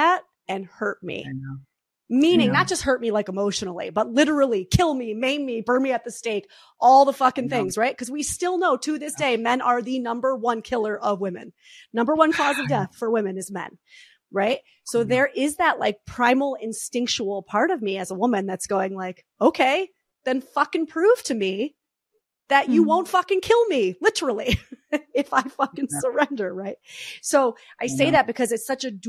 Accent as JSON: {"language": "English", "region": "New York", "country": "United States", "said": "I'm the New Yorker"}